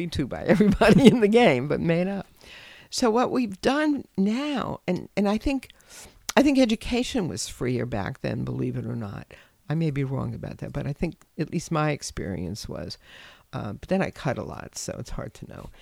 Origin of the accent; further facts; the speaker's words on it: New York City, New York, United States; I grew up in New York City and I was a latchkey kid. And growing up, I grew up in the Bronx